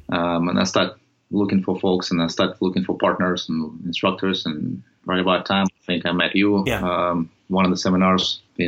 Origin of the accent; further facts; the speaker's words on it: Odesa, Odesa Oblast, Ukraine; English is a second language; moved away as an adult; I was initially had a taste of it back home when I grew up in Soviet Union and spent some time over there, educated over there, and get an engineering degree, maritime engineering in Odessa on the Black Sea.